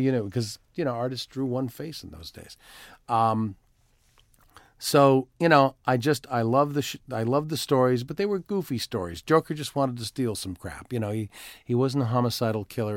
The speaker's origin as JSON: {"language": "English", "town": "Timmins", "region": "Ontario", "country": "Canada", "tie": "born or raised there", "also_born_or_lived": "Toronto", "moved": "yes", "said": "I am originally from Toronto, although I, yes, I was I was raised in a little town called Timmins, Ontario"}